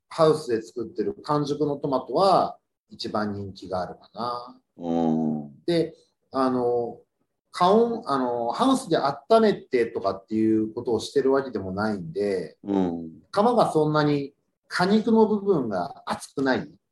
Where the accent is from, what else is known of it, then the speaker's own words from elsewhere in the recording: Yokohama, Kanagawa, Japan; moved away as an adult; now in Fuchu, Japan; 生まれも育ちも横浜なんで、まだ横浜歴の方が長いんですけど、府中来てまだ16年なんで